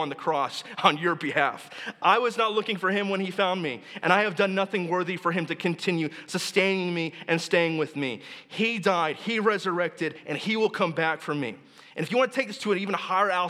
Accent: Texas, United States; moved away; I'm from Texas

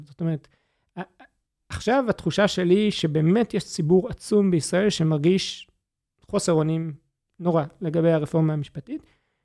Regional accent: Gush Katif, Gaza Strip, Israel; בתור ילד בגוש קטיף

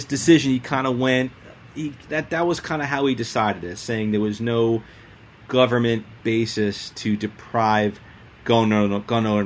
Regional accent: New York City, New York, United States; I'm a New York City guy

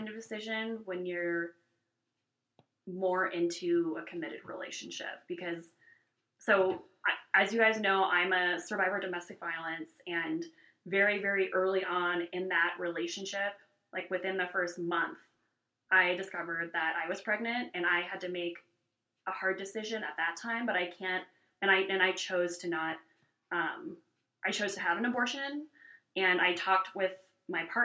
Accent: California, United States; now in Wyoming, United States; I'm from California, so, and from a very progressive area of the country

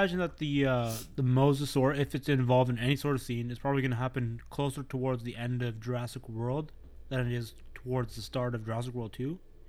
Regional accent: Canada; As a Canadian myself

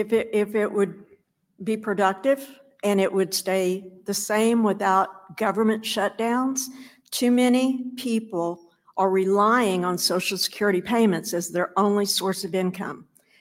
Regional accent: Chillicothe, Ohio, United States; from Chillicothe, Ohio.

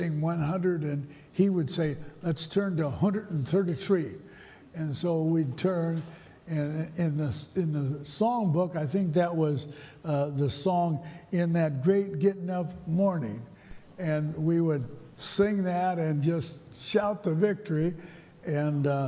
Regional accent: St. Paul, Minnesota, United States; I was raised in St. Paul

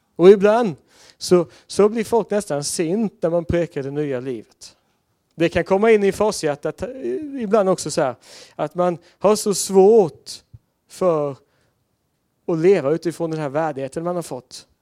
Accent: Sweden; jag var svensk där och inte amerikan eller engelsman

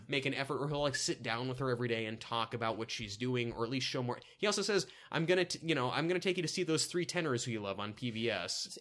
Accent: the South, United States; accent: southern; my southern accent

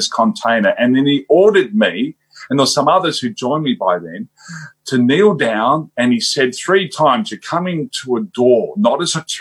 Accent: Australia; I'm from Australia

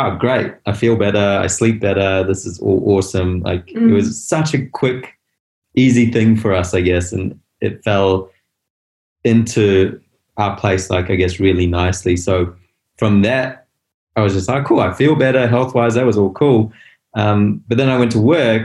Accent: Botswana; moved away; also born or lived in South Africa; I was born in South Africa. I grew up in Botswana.

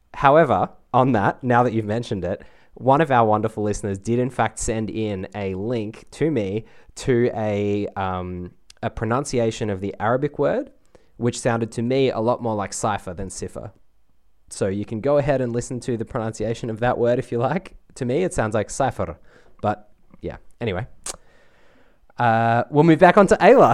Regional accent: Australia

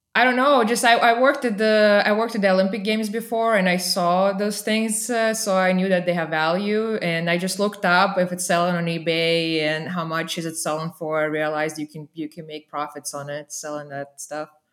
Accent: Saint Petersburg, Russia; born or raised there; moved away as an adult; also born or lived in Vermont, United States; now in Texas, United States

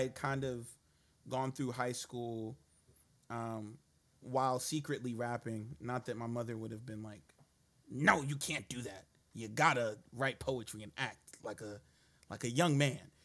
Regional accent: New York City, New York, United States; moved away as an adult; also born or lived in Brownsville, Brooklyn; I grew up in East New York. Um, and then I moved Shit. over to Brownsville

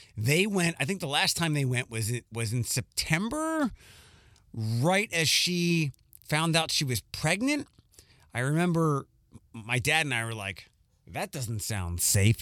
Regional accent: Philadelphia, Pennsylvania, United States; I have pride for my hometown

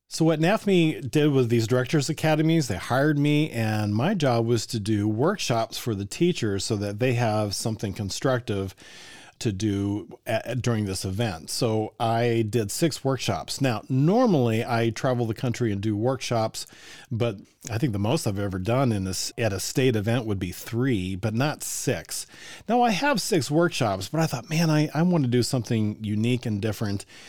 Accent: Colorado, United States; now in Indiana, United States; I grew up in Colorado

